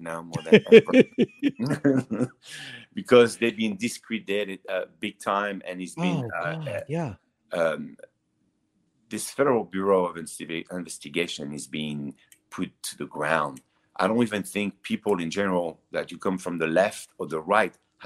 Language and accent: English; Nice, Provence-Alpes-Côte d'Azur, France; English is a second language; moved away as an adult; now in Los Angeles, United States; I grew up in the south of France, in Nice.